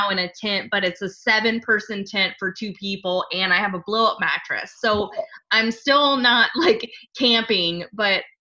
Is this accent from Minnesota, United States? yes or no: no; South Louisiana, United States; now in Pacific Northwest, United States; I grew up in South Louisiana